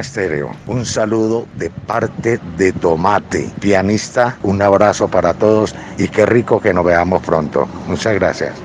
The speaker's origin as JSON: {"language": "Spanish", "town": "El Retiro", "region": "Antioquia", "country": "Colombia", "said": "en el Alto Estudio, en el Retiro, en, mi tierra"}